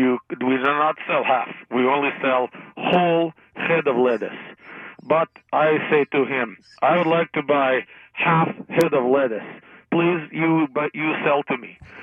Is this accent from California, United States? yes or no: no; Texas, United States; But I'm from Texas.